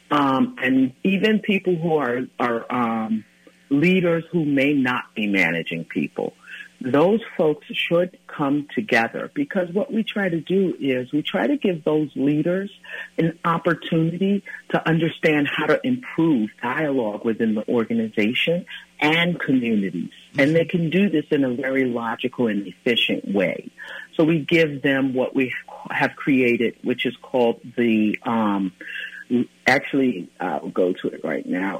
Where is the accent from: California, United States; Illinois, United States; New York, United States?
New York, United States; New York City; now in Minnesota, United States; I was born and raised in Brooklyn, New York